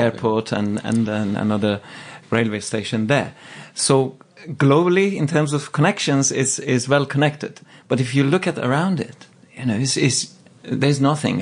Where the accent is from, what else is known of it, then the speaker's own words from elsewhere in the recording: Tehran, Tehran Province, Iran; now in London, United Kingdom; I grew up in Tehran